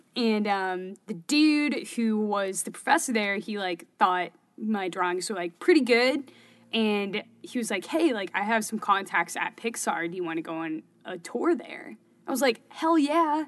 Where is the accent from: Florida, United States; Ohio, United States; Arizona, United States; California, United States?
California, United States; Berkeley; accent: Californian; moved away as an adult; now in Syracuse, United States; I'm from the Bay Area in California. I'm born in Berkeley